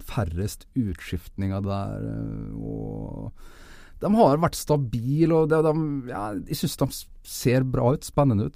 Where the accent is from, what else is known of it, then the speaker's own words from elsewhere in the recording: Nordvestlandet, Norway; oppveksten på Nordvestlandet eh, på 80-tallet